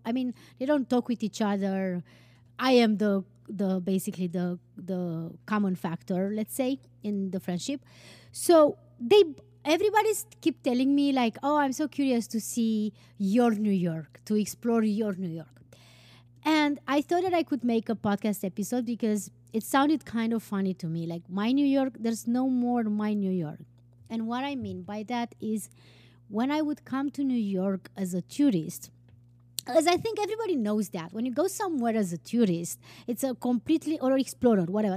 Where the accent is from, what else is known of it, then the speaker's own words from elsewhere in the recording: Transylvania, Romania; moved away as an adult; also born or lived in Turkey / Tunisia / Denmark / Iceland; now in New York, United States; I have been born and raised in Transylvania, Romania.